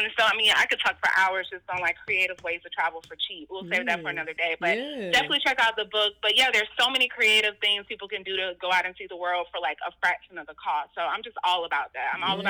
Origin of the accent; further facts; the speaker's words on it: Florida, United States; moved away as an adult; also born or lived in Maryland/D.C. area; now in Texas, United States; I'm originally from Florida. I've been living in Texas for the past 5 years.